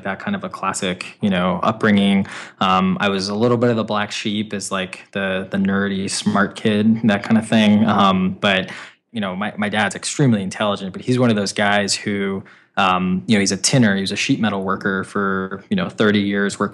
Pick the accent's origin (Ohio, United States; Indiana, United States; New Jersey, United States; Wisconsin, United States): Wisconsin, United States; moved away as an adult; also born or lived in Illinois; now in Boston, United States; I'm a Midwesterner. I'm from Wisconsin, born and raised out there